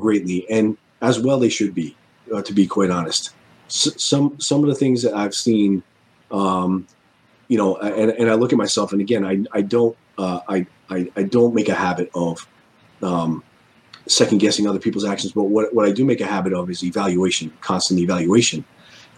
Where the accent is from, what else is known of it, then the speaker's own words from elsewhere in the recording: Rhode Island, United States; now in Connecticut, United States; my home state of Rhode Island